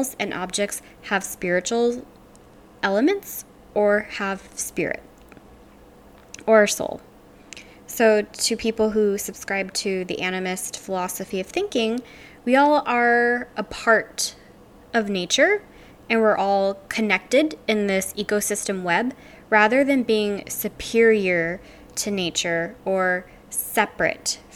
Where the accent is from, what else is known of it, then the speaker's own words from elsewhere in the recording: Louisiana, United States; I'm from Louisiana